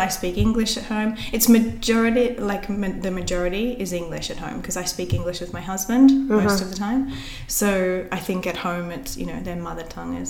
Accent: Australia; now in Barcelona, Spain; as an Aussie

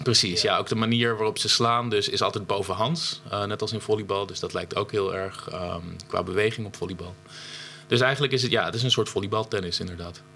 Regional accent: Friesland, Netherlands; bij ons in Friesland

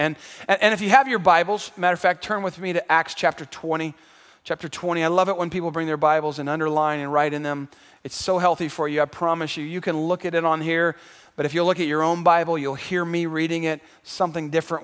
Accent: San Antonio, Texas, United States; also born or lived in Houston, Texas; drew me back home to San Antonio. I'm from San Antonio. I was born here.

